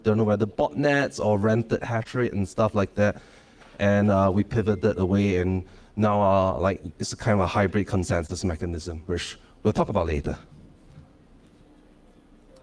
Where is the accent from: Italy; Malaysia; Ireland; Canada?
Malaysia; I am from Malaysia.